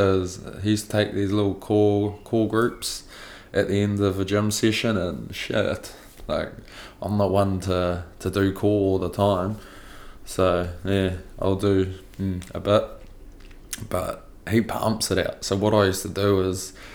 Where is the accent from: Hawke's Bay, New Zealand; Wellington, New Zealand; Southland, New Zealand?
Hawke's Bay, New Zealand; Napier; so I'm from Napier, Hawke's Bay